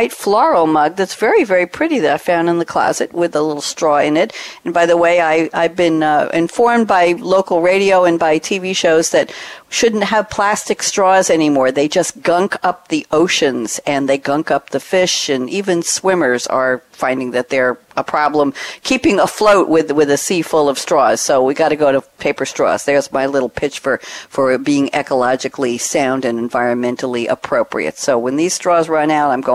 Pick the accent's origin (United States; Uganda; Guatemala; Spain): United States; New York; now in Durham, North Carolina, United States; I come from New York